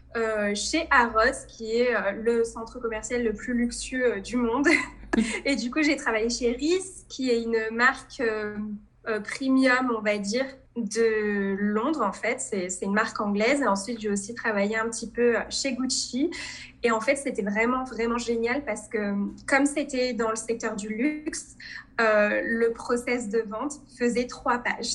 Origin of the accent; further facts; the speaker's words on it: Provence-Alpes-Côte d'Azur, France; moved away as an adult; also born or lived in Tunisia (ancestry) / Nice; je suis née en France, je suis d'origine tunisienne. Et j'ai vécu en France toute ma vie